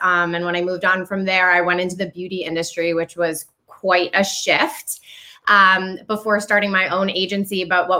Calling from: Vermont, United States; I am sitting in the northwest or northeastern nook of the United States in Vermont.

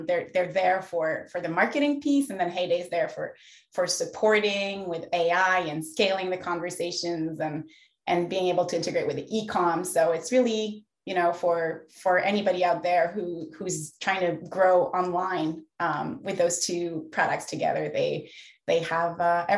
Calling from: Montreal, Quebec, Canada; Yes, I'm in Montreal today.

